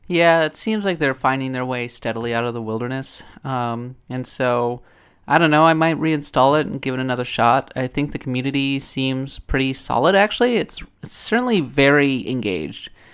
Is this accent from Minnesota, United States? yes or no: yes; Minnesota, United States; I'm coming from Minnesota. We're the, we're the north.